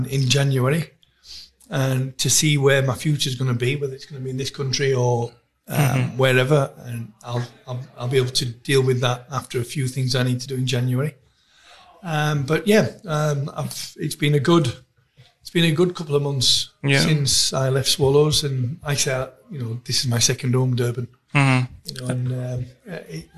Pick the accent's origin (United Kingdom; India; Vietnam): United Kingdom; England; now in South Africa; being English